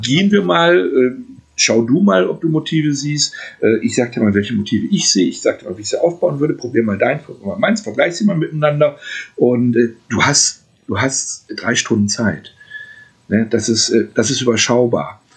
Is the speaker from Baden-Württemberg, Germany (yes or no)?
no; Gelsenkirchen, North Rhine-Westphalia, Germany; in meiner Heimatstadt mache, hier in Gelsenkirchen